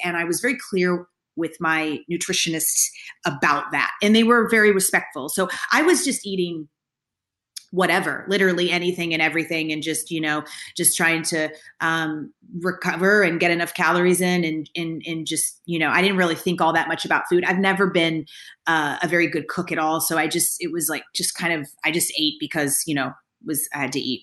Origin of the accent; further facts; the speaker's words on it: Kentucky, United States; I grew up in Kentucky